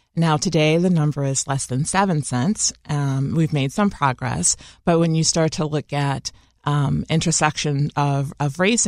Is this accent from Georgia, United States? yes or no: no; Chicago, Illinois, United States; I once said that an experience growing up in Chicago as a Black woman is a different experience than growing up as a Latina woman or Native woman or a white woman.